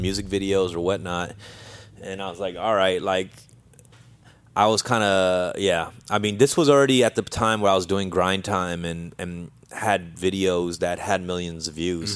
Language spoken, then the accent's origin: English; Los Angeles, California, United States; also born or lived in Argentina; I, uh, was raised there my whole life at the age of three